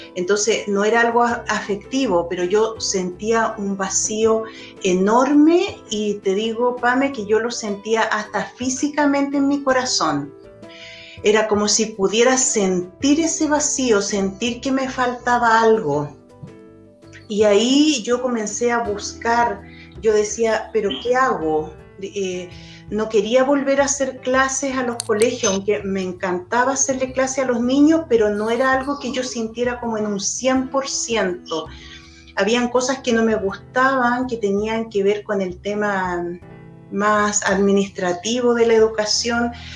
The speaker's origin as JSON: {"language": "Spanish", "country": "Chile", "also_born_or_lived": "Europe", "said": "con mi esposo nos fuimos de Chile, nos fuimos a Europa, estuvimos tres años trabajando, viajando. Eh, y luego de ese tiempo volvimos a Chile"}